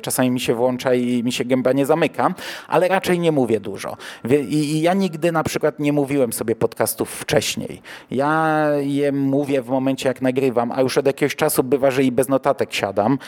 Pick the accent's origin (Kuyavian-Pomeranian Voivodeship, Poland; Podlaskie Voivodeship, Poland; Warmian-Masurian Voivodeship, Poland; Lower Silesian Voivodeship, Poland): Kuyavian-Pomeranian Voivodeship, Poland; Toruń Voivodeship; now in Bydgoszcz, Poland; wychowałem się w e, województwie, które było toruńskie, a nie kujawsko-pomorskie